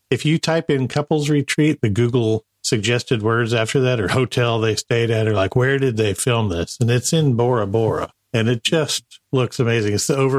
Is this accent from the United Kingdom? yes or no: no; Marshall Islands; Yes, I grew up in the Marshall Islands, which is somewhere between Asia and Australia, out there in the very South Pacific, near the Breadfruit Islands.